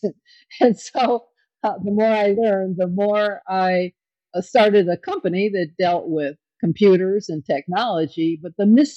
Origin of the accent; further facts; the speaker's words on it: Kenosha, Wisconsin, United States; I was a little girl growing up in Kenosha, Wisconsin